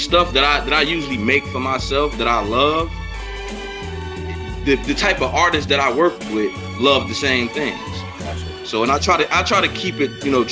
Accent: East Coast, United States; also born or lived in Memphis, Tennessee; I feel like I'm an East Coast guy

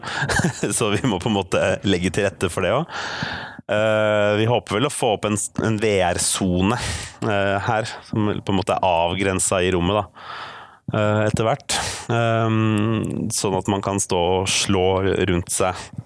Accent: Oslo, Norway; also born or lived in Bærum; now in Bergen, Norway; jeg er oppvokst i Bærum og Oslo. Eh, østlending i Bergen, med andre ord

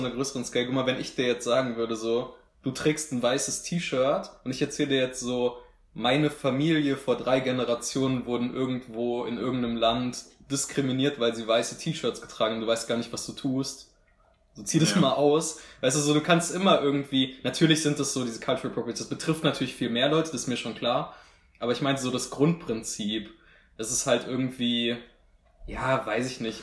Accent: Marburg, Hesse, Germany; dass wir aus Marburg kommen

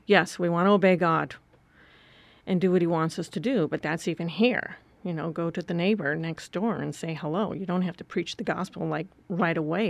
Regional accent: Wisconsin, United States; moved away; I grew up in Wisconsin on a farm

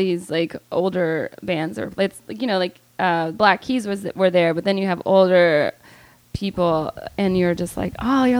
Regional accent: Calhoun, the South, United States; moved away; I remember growing up in the South

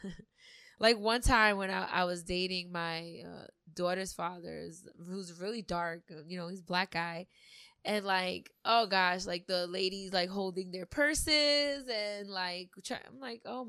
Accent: New York City, New York, United States; also born or lived in Long Island, New York; I grew up in Queens most of my life

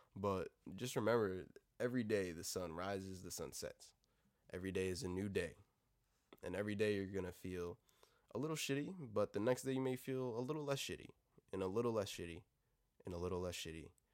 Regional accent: United States; Being fucking American

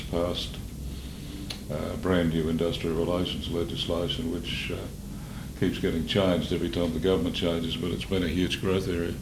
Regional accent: Maryborough, Queensland, Australia; I was born in Maryborough, Richard. My father was a school teacher there. Um, I was the youngest by a long way of three boys

